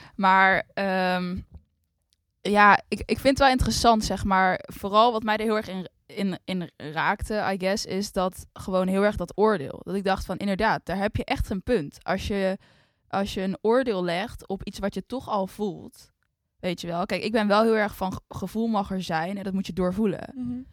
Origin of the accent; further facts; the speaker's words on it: Netherlands; wij zijn allebei opgegroeid in Nederland